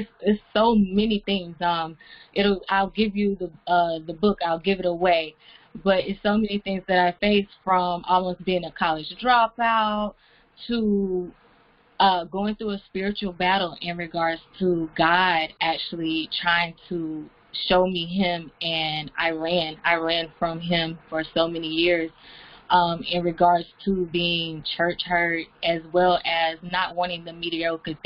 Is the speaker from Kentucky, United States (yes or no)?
no; Jesup, Georgia, United States; I am from Jessup, Georgia, near the Savannah area